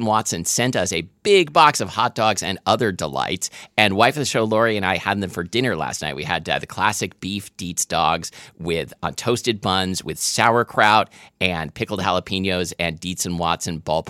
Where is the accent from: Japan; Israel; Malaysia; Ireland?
Malaysia; Kuala Lumpur; So I grew up in Kuala Lumpur.